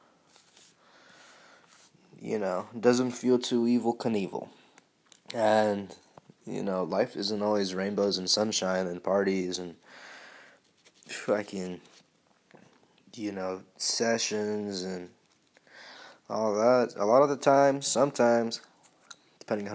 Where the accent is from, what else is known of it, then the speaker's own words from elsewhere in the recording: United States; growing up in the United States is not fucking easy by any fucking stretch of the imagination